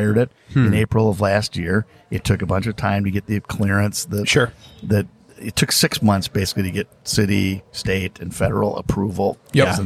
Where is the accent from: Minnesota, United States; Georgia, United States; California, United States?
Minnesota, United States; Minneapolis; now in Peoria, United States; I'm from Minneapolis, Minnesota